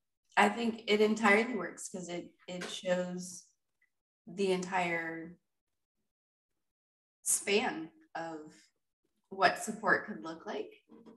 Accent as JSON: {"language": "English", "region": "the South", "country": "United States", "tie": "born or raised there", "said": "But growing up in the South, succotash is a thing."}